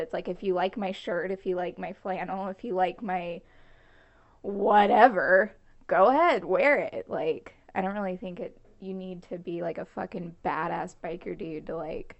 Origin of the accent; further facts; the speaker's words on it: Long Beach, California, United States; I grew up in Long Beach